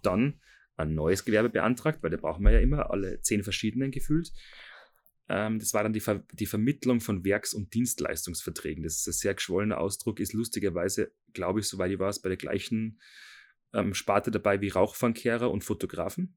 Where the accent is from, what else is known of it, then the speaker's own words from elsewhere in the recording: Seekirchen am Wallersee, Salzburg, Austria; habe dann eine Lehrstelle gefunden in Seekirchen, ähm, wo ich herkomme